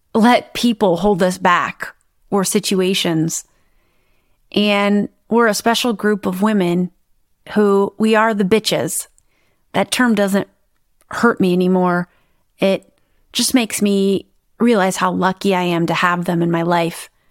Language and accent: English; Midwest, United States; I grew up in the Midwest in the United States